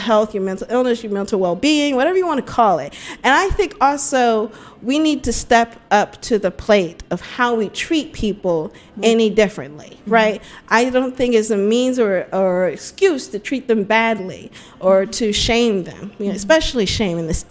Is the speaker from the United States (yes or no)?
yes; United States; also born or lived in Spain; I'm so American